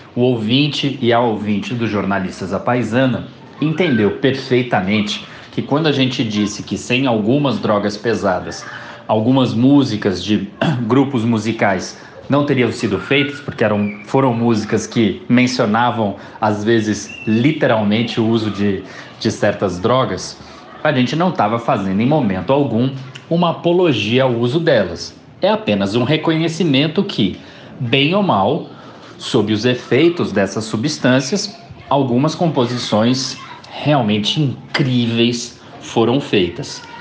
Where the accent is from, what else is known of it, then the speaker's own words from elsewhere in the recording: São Paulo, Brazil; also born or lived in Brasília; falando como paulistano